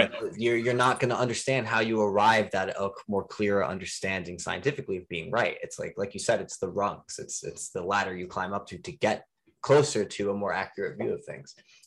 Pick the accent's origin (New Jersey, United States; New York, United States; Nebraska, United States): New Jersey, United States; Elizabeth; moved away as an adult; now in Florida, United States; born and raised in New Jersey, so that's my hood.